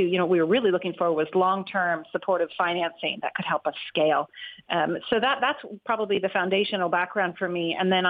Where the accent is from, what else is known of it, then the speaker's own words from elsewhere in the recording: United States; moved away as an adult; also born or lived in California; now in Ireland; I'm originally from the US